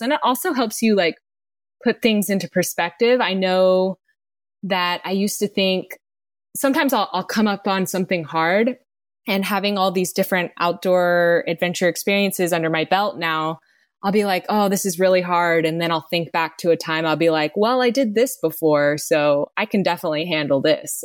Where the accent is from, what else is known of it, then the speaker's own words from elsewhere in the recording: Texas, United States; I grew up in Texas, and basically where I was from, there were no mountains